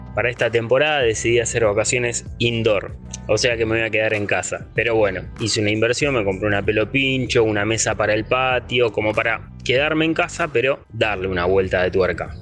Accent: Rosario, Santa Fe, Argentina; tengo 30 años, soy de Rosario

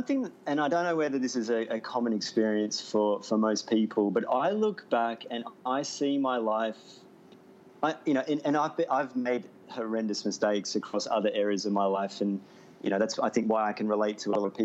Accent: Melbourne, Victoria, Australia; moved away as an adult; Melbourne's my hometown as well. I haven't lived there for 6 years

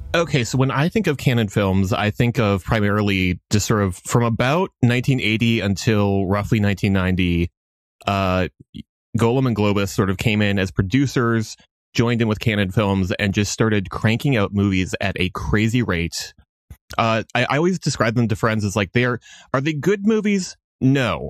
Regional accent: Minnesota, United States; now in Boston, United States; I am Minnesotan by birth

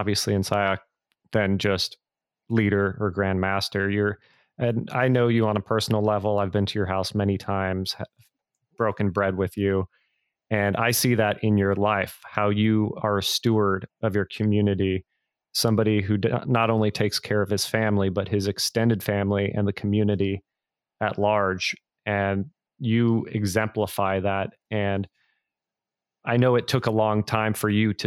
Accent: Bay Area, California, United States; I grew up in the Bay Area where there was a big Filipino community

